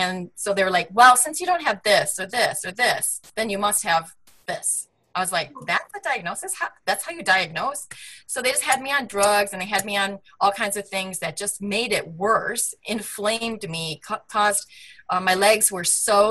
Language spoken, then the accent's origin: English; Michigan, United States; also born or lived in Manhattan, New York; now in California, United States; I'm a girl from the Midwest. I grew up in Michigan